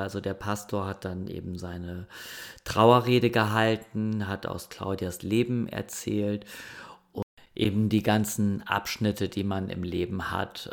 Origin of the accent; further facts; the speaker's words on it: Germany; moved away; das Dorf, ähm, wo ich groß geworden bin